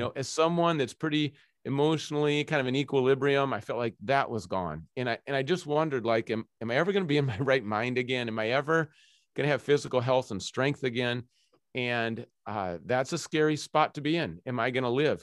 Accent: Minnesota, United States; also born or lived in Scotland / Zimbabwe; now in Seattle, United States; I'm originally from Minnesota

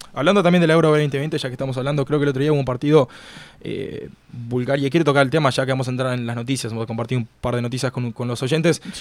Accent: Uruguay; now in Miami, United States; yo soy uruguayo

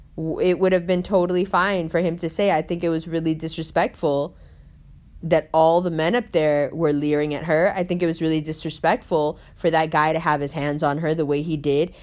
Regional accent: New York City, New York, United States; we grew up in Harlem together

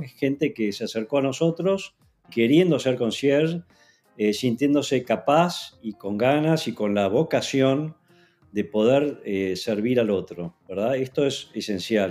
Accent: Argentina; siendo argentino

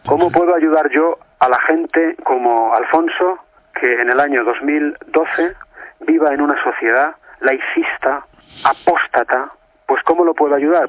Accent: Madrid, Community of Madrid, Spain; soy de Madrid y vivo en Madrid

